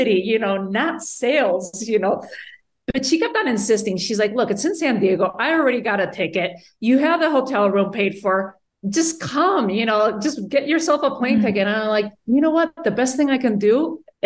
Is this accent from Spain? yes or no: yes; Spain; moved away as an adult; now in United States; Born and raised in Spain, I came to the U.S., when I was in my 20s for college